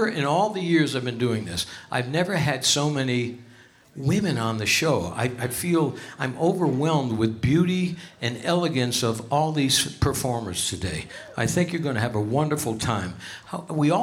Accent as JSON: {"language": "English", "town": "Hartford", "region": "Connecticut", "country": "United States", "tie": "born or raised there", "moved": "yes", "lives_now": "Las Vegas, United States", "said": "Hartford, Connecticut, my hometown"}